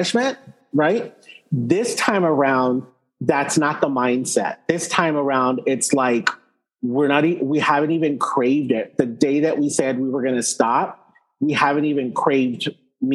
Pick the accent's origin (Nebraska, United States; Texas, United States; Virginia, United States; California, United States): Texas, United States; I grew up, you know, I'm Texan